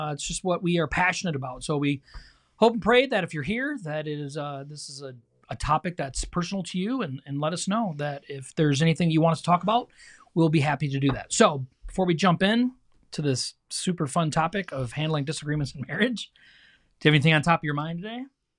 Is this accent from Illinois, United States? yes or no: no; Michigan, United States; we got to watch a football game because we are from Michigan.